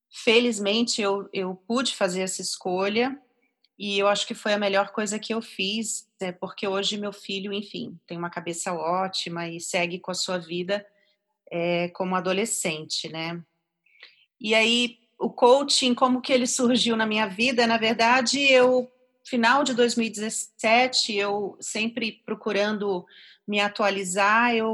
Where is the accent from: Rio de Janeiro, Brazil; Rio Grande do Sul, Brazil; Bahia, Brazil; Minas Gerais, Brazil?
Rio de Janeiro, Brazil; now in São Paulo, Brazil; É, eu sou carioca, ah, moro aqui em São Paulo já tem uns 17 anos e eu vim para cá por motivos profissionais.